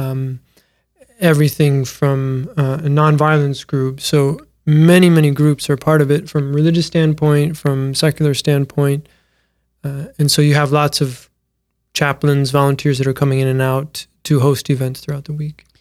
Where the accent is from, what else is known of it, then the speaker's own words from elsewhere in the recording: Mitchell, South Dakota, United States; born and raised in Mitchell, South Dakota